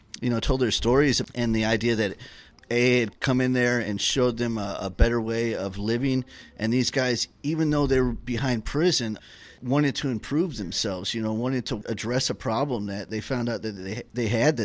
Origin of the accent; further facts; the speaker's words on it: St. Petersburg, Florida, United States; I'm an alcoholic, and I'm from St. Petersburg, Florida.